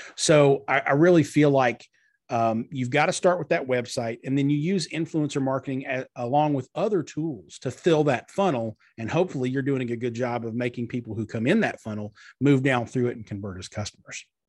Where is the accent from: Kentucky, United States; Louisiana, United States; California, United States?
Kentucky, United States; Pikeville; Pikeville, Kentucky, which is my hometown in far eastern Kentucky